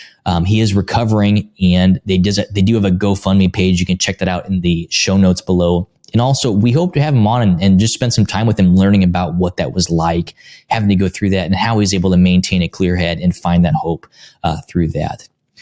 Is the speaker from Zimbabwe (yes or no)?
no; Northern Indiana, United States; father of two, husband of one, and I was born and raised right here in Northern Indiana.